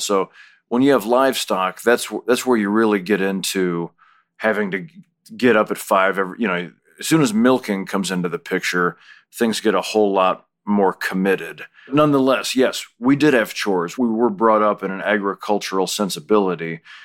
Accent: Minooka, Illinois, United States; moved away as an adult; also born or lived in Chicago; now in Los Angeles, United States; when I was growing up and we'd go to the Cubs game or go into town to see the Nutcracker at Christmas

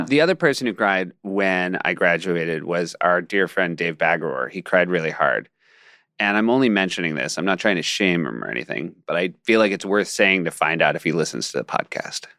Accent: Marblehead, Massachusetts, United States; I was from Marblehead

